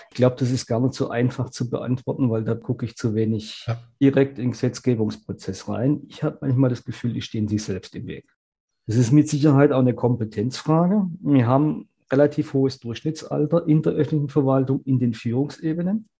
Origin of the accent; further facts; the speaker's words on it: Germany; bei uns in Deutschland